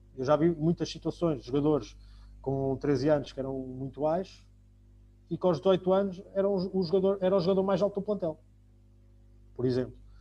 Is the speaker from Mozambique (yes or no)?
no; Portugal; isso faz parte de nós, enquanto portugueses